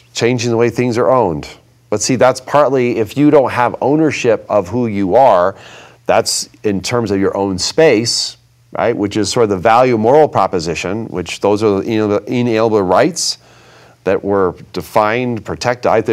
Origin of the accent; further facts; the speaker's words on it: Vermont, United States; Growing up in Vermont